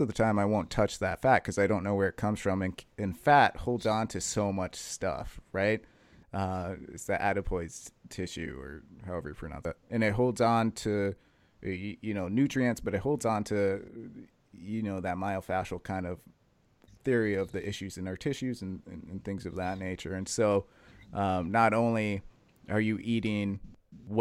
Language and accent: English; Western Massachusetts, United States; I'm from Western Mass.